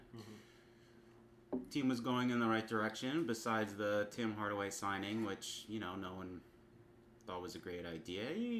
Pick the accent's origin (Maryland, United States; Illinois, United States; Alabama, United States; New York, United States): New York, United States; New York City; I am a native New Yorker.